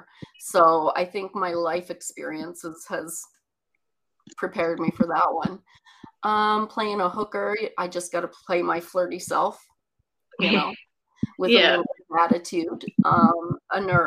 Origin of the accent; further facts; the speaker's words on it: Newfoundland and Labrador, Canada; accent: Newfie; now in Ontario, Canada; I grew up in Newfoundland and little fishing communities